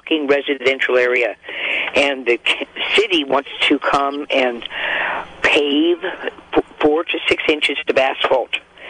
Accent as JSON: {"language": "English", "town": "Danville", "region": "California", "country": "United States", "tie": "born or raised there", "moved": "yes", "said": "I grew up in the Bay Area in Contra Costa County in Danville"}